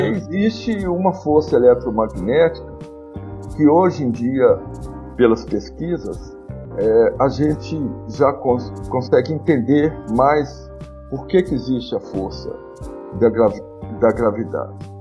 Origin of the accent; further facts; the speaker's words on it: Brazil; nossa posição como brasileiro